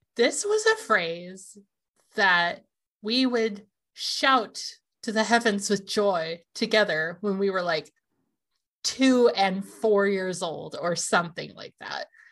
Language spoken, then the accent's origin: English; Washington, United States; we're from here